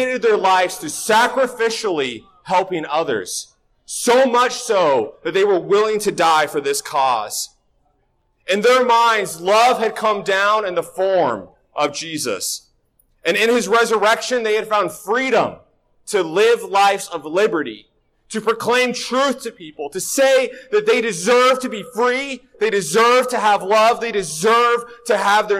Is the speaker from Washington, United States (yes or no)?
yes; Northwest Washington, United States; I'm from Northwest Washington, so this is my weather